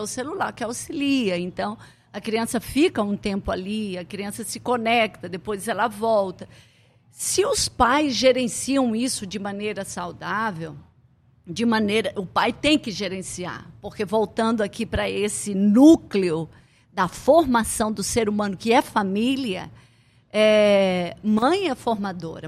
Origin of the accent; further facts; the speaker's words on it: Blumenau, Santa Catarina, Brazil; moved away as an adult; now in Amazonas, Brazil; Eu cheguei com 19 anos em Santa Catarina, sou de Blumenau